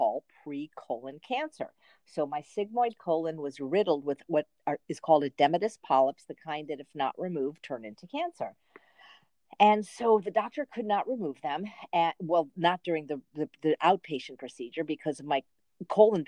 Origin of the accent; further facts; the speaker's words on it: Chicago, Illinois, United States; also born or lived in Los Angeles, California; now in Indio, United States; Chicago, Illinois